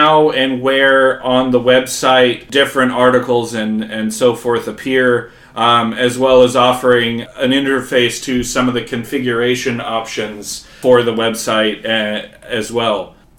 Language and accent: English; United States; now in Finland; I am an American in exile in Finland